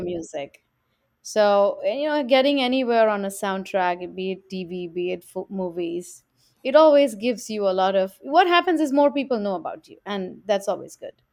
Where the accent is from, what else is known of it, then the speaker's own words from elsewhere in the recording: India; now in New York, United States; growing up in India, in South Asia